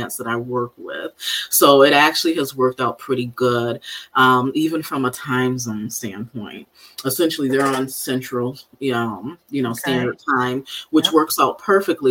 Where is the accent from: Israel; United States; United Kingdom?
United States; Benton Harbor, Michigan; I grew up in Benton Harbor, Michigan, on the southwest side of the state, about 3.5 hours from here